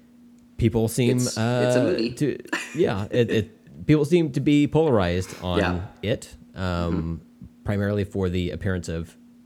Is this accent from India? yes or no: yes; India; I really wanted it to because I'm Indian, and I was like, oh, this should be for me.